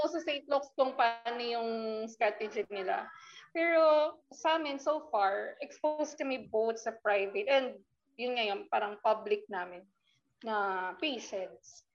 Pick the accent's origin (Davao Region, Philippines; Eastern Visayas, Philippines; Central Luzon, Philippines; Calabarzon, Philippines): Calabarzon, Philippines; I came from Cavite